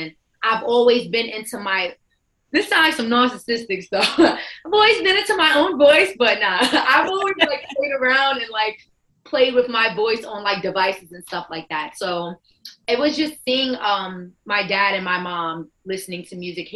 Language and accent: English; New York City, New York, United States; Bronx, New York, born and raised